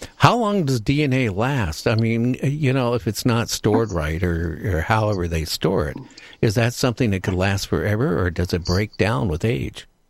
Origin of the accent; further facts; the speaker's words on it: Washington, United States; I grew up in the Northwest here in Washington State.